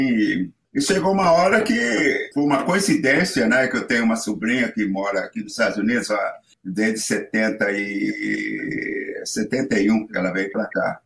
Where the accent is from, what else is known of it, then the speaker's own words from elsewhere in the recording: Rio Claro, São Paulo, Brazil; moved away as an adult; also born or lived in Campinas / Rio de Janeiro; now in United States; eu, sou de Rio Claro, aí de Rio Claro estudei, fiz o um curso todo lá de, de música depois fui para Campinas